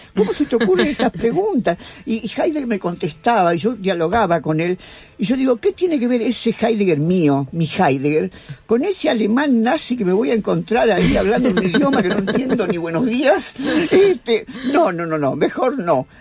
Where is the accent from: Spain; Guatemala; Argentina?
Argentina; yo soy argentina